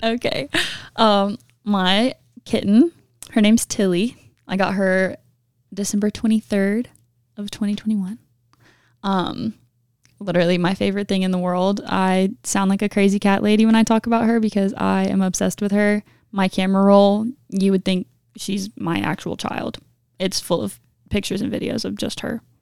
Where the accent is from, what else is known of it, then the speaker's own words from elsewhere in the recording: Augusta, Georgia, United States; Augusta, Georgia.